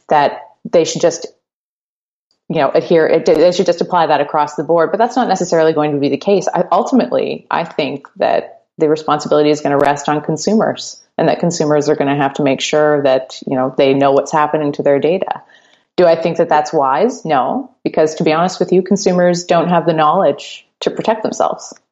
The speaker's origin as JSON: {"language": "English", "country": "Canada", "said": "obviously, I'm, I'm a Canadian lawyer, but I have a pretty good idea of how things work down there."}